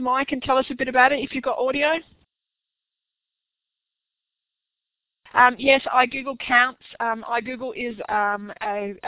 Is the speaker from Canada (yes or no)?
no; Australia; accent: Aussie; my Aussie accent